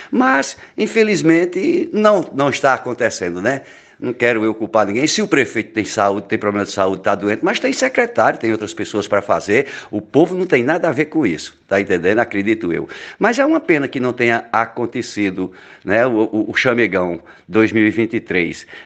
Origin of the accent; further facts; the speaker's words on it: Cajazeiras, Paraíba, Brazil; Quando eu era menina em Cajazeiras, é, a NPR é antiga, tem uma história muito antiga